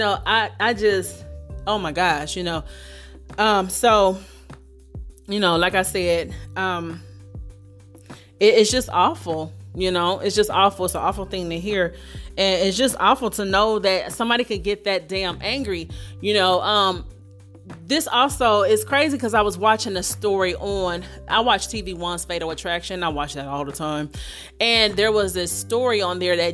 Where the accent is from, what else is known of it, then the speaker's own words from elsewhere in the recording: Dayton, Ohio, United States; coming out of my hometown, Dayton, Ohio